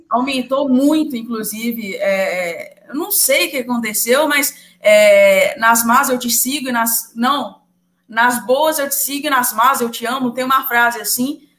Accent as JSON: {"language": "Portuguese", "town": "João Monlevade", "region": "Minas Gerais", "country": "Brazil", "tie": "born there", "lives_now": "Viçosa, Brazil", "said": "Eu moro em Viçosa, mas nasci em Monlevade, eu moro em Viçosa porque eu estudo aqui"}